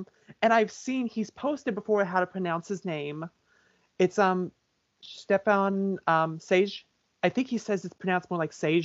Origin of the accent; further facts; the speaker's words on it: Ohio, United States; accent: Ohio; my beautiful Ohio accent